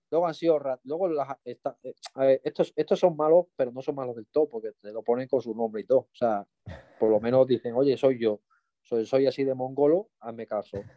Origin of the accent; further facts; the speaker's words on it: Mallorca, Balearic Islands, Spain; fui a visitar un tío mío, yo que soy de Mallorca, y lo vi allí en el, Arenal